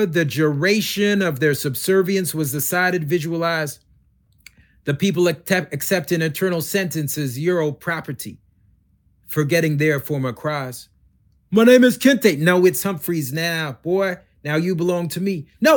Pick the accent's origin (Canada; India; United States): Canada; I grew up in Canada as one of the only Black kids